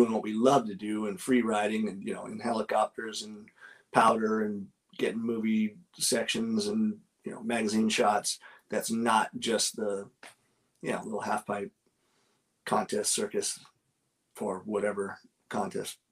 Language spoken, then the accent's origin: English; Los Angeles, California, United States; I grew up in Southern Cal, even though I snowboarded all over the place